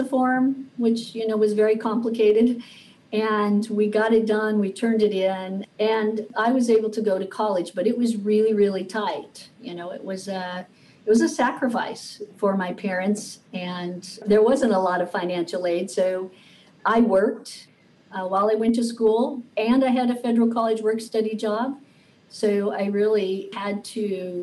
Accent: Oregon, United States; also born or lived in Illinois; When I was growing up, we came from a lower middle income family, and we moved out to Oregon from Illinois, and we didn't know anyone

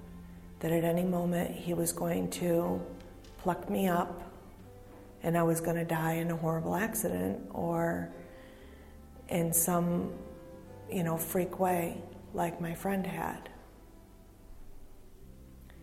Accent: Hudson Falls, New York, United States; I'm from Hudson Falls, and I've been going to New Hope on and off for 7 years

